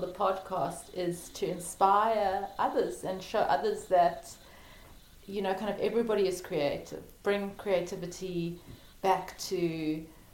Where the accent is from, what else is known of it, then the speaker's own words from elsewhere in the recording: South Africa; now in Wicklow, Ireland; I'm from South Africa, but I'm currently living in Ireland